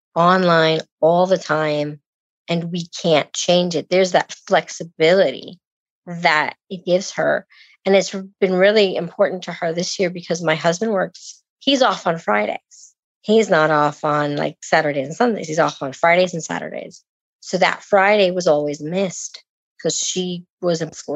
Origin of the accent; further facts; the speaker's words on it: Puerto Rico; now in Gainesville, United States; I'm originally from Puerto Rico.